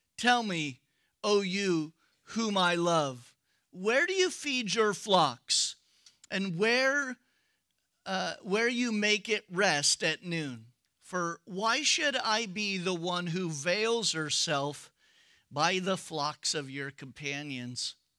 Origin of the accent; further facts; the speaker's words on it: United States; We're American.